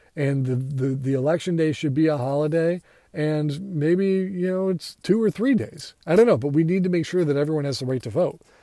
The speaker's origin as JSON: {"language": "English", "country": "United States", "said": "I am an American"}